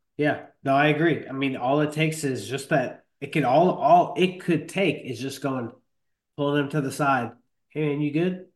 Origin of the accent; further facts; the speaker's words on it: Rockland County, New York, United States; moved away; I'm originally from Rockland County.